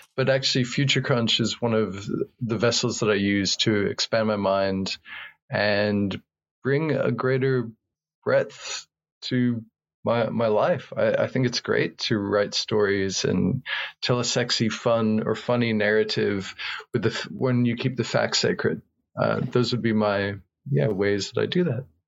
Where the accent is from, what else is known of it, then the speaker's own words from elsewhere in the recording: rural New Mexico, United States; I was born in New Mexico, in rural New Mexico, in the United States